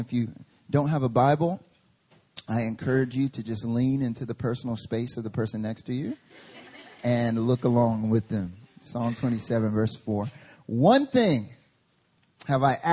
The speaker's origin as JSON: {"language": "English", "town": "Lenoir", "region": "North Carolina", "country": "United States", "tie": "born or raised there", "moved": "yes", "lives_now": "Seoul, South Korea", "said": "My hometown is a small little mountain town called Lenore, North Carolina. And I grew up there"}